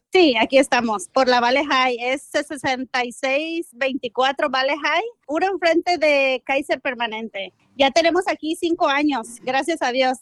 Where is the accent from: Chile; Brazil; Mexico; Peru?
Mexico; Tepic, Nayarit; now in Sacramento, United States; Yo soy originaria de Tepic, Nayarit